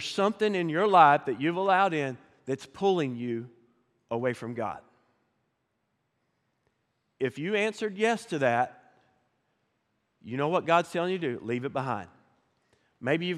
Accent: Pryor, Oklahoma, United States; now in Fort Smith, United States; So I grew up in Northeast Oklahoma, a little town called Pryor. Grew up in the country

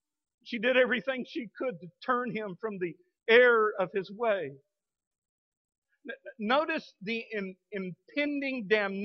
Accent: Midland, United States; now in Fort Smith, United States; growing up in the Baptist, Free Will Baptist Church in Midland

